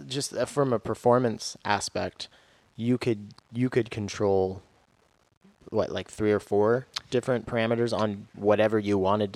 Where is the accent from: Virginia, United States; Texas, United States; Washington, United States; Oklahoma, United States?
Washington, United States; eastern Washington State, United States; also born or lived in Kalamazoo, Michigan; now in Seattle, United States; I'm from Washington State, but I'm from the dry side. So it's all sunny and hot and dry over there.